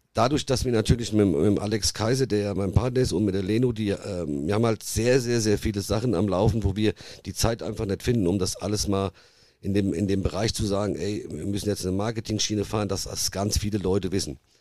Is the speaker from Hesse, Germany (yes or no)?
yes; Nidda, Hesse, Germany; accent: Hessian; Ihr hört ja auch, dass ich einen hessischen Dialekt habe